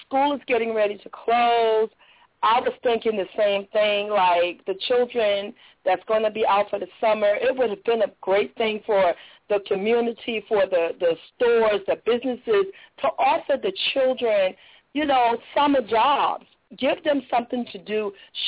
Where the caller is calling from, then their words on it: Jacksonville, Florida, United States; from Jacksonville.